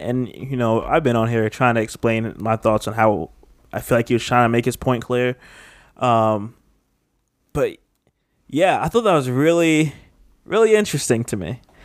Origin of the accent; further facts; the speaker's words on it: United States; I'm just a straight up American